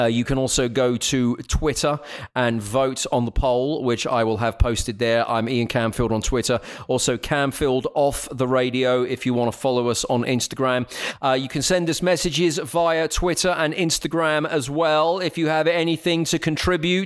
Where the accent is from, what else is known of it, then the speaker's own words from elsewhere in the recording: England, United Kingdom; accent: English; now in United States; I get people always guess that I'm Australian rather than English